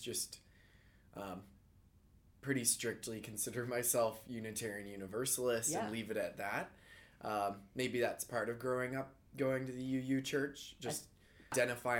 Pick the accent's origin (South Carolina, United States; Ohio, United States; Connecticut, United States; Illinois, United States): Ohio, United States; growing up in Ohio